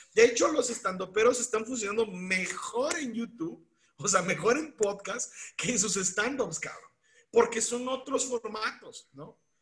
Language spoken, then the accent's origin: Spanish; Mexico; now in San Luis Potosí, Mexico; No soy un buen mexicano